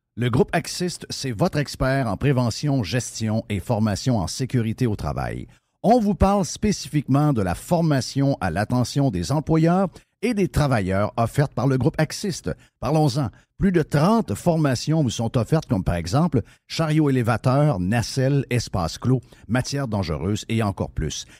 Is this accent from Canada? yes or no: yes; Saguenay, Quebec, Canada; Je suis de Chicoutimi Nord